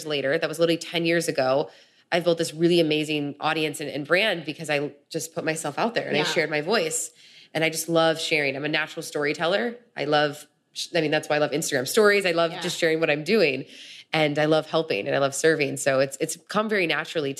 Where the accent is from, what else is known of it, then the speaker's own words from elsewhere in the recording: Chicago, Illinois, United States; moved away as an adult; now in California, United States; growing up in Chicago, growing up in the Midwest